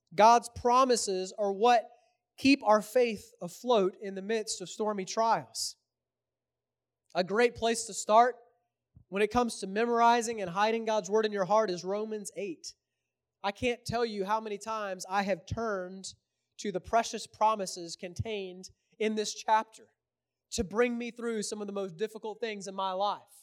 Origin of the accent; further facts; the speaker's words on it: Houston, Texas, United States; I'm from Houston, so I'm a Rockets fan.